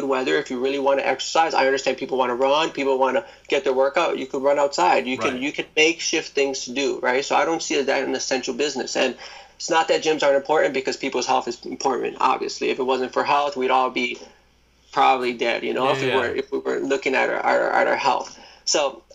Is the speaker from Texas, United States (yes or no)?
no; New York City, New York, United States; I was born in Brooklyn